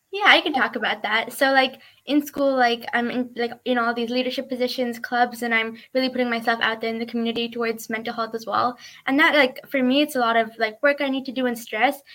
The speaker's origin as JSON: {"language": "English", "town": "Woodinville", "region": "Washington", "country": "United States", "said": "I'm from Woodinville, Washington"}